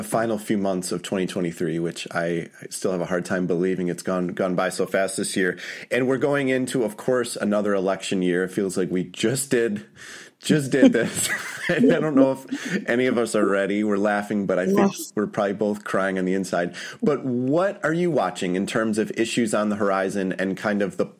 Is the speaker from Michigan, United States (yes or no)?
yes; Detroit, Michigan, United States; I am from Detroit. And grew up in a family of auto workers and union members.